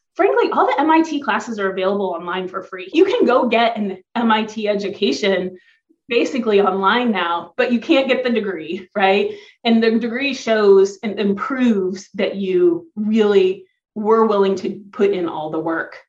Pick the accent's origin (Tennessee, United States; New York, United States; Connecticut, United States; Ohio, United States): Ohio, United States; I grew up in Ohio. So I'm on Lake Erie